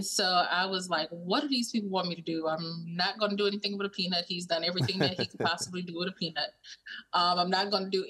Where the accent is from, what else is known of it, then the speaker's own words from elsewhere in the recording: Louisiana, United States; growing up in Louisiana